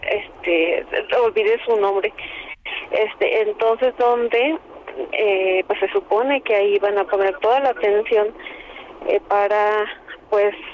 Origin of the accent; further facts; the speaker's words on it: Veracruz, Mexico; yo soy de Veracruz.